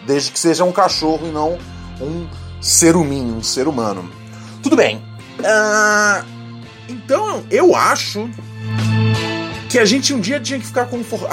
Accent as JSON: {"language": "Portuguese", "region": "Rio de Janeiro", "country": "Brazil", "moved": "as an adult", "said": "eu sou o carioca menos carioca de todos, né? Porque eu já saí do Rio já tem já. Puta, oito anos já"}